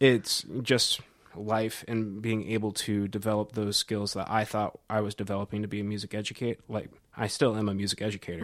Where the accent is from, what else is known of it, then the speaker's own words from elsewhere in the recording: Cedar Rapids, Iowa, United States; moved away as an adult; also born or lived in Northern Colorado; now in Nashville, United States; I'm originally from Cedar Rapids, Iowa, born and raised.